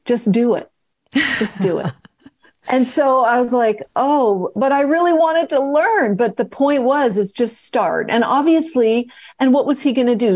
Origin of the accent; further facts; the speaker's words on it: West Coast, United States; moved away; also born or lived in New York City; back to the West Coast, 'cause that's where I was born, as you know, I'm from the West Coast